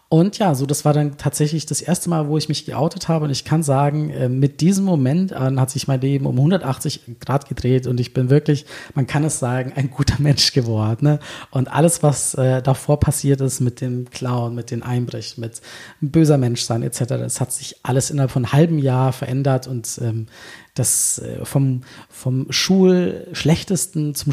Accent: Berlin, Germany; ich bin ja, ich bin ja echte Berlinerin.

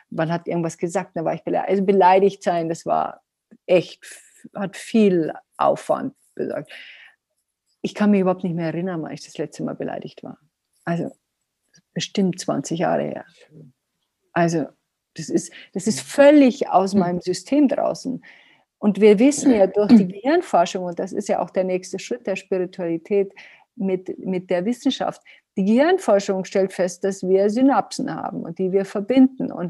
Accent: Bavaria, Germany; Also ich hieß als Neunjährige hieß ich bei uns in Bayern, in, bei uns, wo ich aufgewachsen bin, die beleidigte Leberwurst.

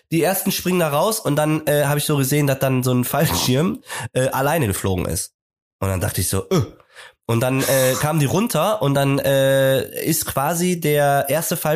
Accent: Bavaria, Germany; now in Hamburg, Germany; aber ich komme aus Bayern. Nee, ich komme gar nicht aus Bremen, stimmt.

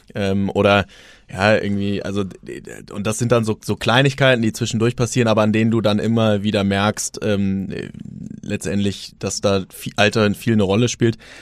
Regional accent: Germany; als, als Deutsche

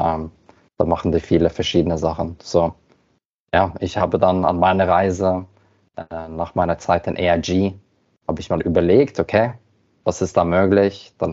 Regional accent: Norway; German is a second language; Wie du hörst, bin ich Norweger, deswegen muss ich immer mein Deutsch ein bisschen üben.

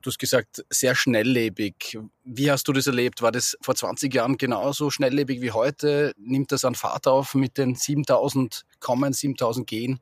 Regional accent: Austria; Bei uns in Österreich wird es ja schon ein bisschen kälter

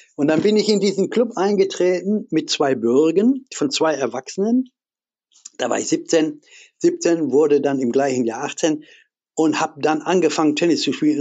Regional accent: Essen, North Rhine-Westphalia, Germany; ich bin in Essen groß geworden, Essen-Ruhr, in der Kruppstadt.

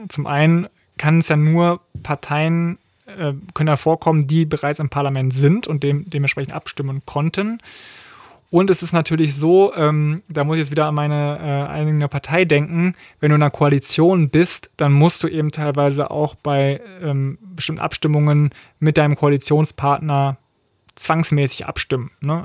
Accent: Berlin, Germany; ich komme ja aus Berlin, also einem Bundesland, wo Abitur angeblich einfacher äh, zu holen sein soll

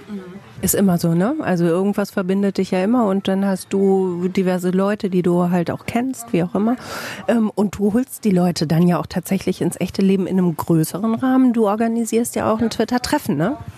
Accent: Bielefeld, North Rhine-Westphalia, Germany

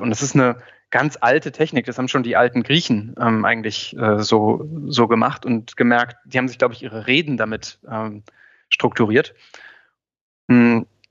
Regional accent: Göttingen, Lower Saxony, Germany; in meiner Heimatstadt in Göttingen

